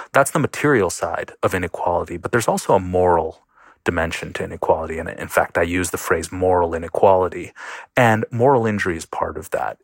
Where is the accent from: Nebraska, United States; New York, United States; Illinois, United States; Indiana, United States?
New York, United States; Buffalo; I grew up in Buffalo, New York